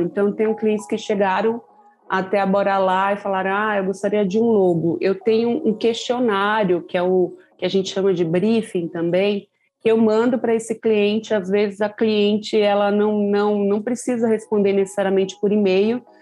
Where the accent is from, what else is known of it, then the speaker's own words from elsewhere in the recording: São Paulo, Brazil; eu sou aqui da Zona Sul de São Paulo, da região do Jardim Ângela